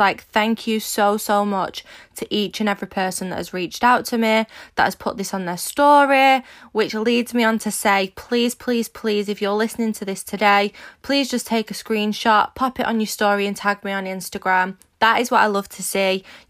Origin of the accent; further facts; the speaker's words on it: Manchester, North West England, United Kingdom; If you don't know me … I'm 24 from Manchester in the UK and I am a social media entrepreneur